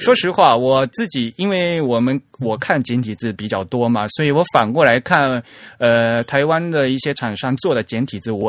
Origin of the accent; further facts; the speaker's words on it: China; 相对来讲就没有我们我们中国人看起来那字更有精神